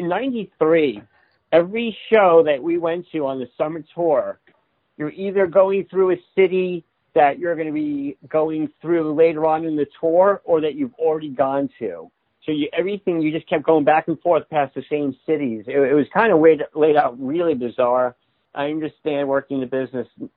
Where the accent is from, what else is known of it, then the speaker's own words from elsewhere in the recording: Long Island, New York, United States; moved away; also born or lived in West Coast; I'm from Long Island